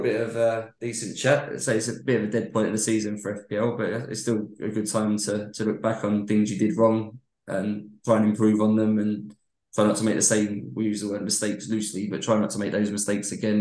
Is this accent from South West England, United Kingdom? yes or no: no; London, United Kingdom; where I grew up was 300 odd miles away from Manchester